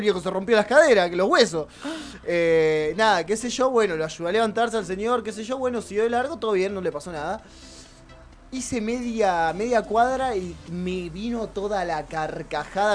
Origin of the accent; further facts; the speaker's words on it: Argentina; algo que nos pasa mucho como argentinos